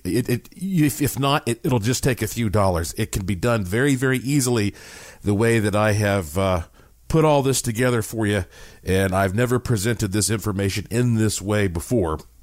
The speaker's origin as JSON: {"language": "English", "town": "Asheville", "region": "North Carolina", "country": "United States", "tie": "born or raised there", "said": "When I was born in Asheville, North Carolina, in the heart of the Blue Ridge Mountains, I was born with quite a heritage because my family on both sides uh, have been in Western North Carolina for hundreds of years."}